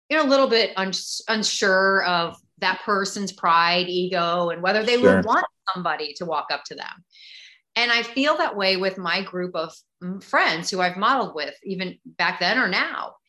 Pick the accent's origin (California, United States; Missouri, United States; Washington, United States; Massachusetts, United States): Missouri, United States; St. Louis; moved away as an adult; also born or lived in Chicago / Dallas; I grew up in St. Louis. Born in Chicago, but grew up in St. Louis